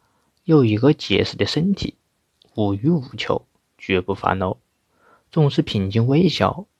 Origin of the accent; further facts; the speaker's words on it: Wuhan, Hubei, China; 大家好，我是来自武汉的…。